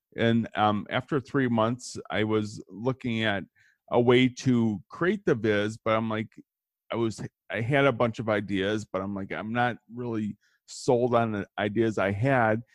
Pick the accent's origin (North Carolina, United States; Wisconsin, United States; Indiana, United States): Wisconsin, United States; Kenosha; I grew up in Kenosha, which is right in between Chicago and Milwaukee